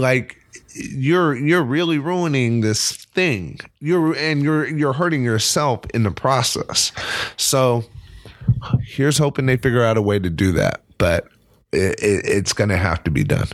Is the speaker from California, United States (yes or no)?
yes; California, United States; moved away as an adult; now in New York City, United States; I'm very proud to be from California